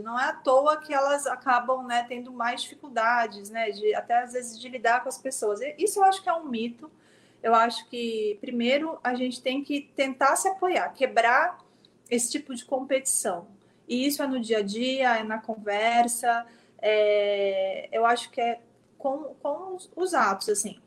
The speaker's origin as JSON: {"language": "Portuguese", "town": "São Vicente", "region": "São Paulo", "country": "Brazil", "tie": "born or raised there", "moved": "as an adult", "lives_now": "São Paulo, Brazil"}